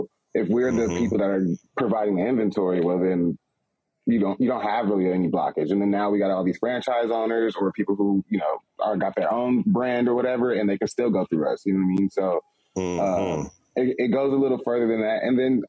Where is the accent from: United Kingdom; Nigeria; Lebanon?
Nigeria; I want to touch on Nigeria. I'm Nigerian.